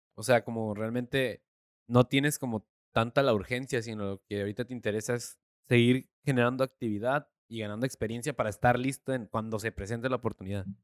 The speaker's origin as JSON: {"language": "Spanish", "country": "Mexico", "said": "yo como mexicano"}